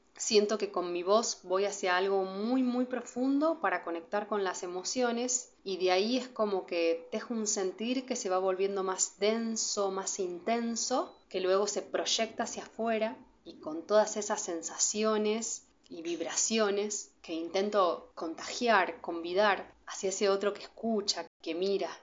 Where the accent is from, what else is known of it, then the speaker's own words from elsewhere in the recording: south of Santa Fe, Argentina; Venimos de Rosario y de Venado Tuerto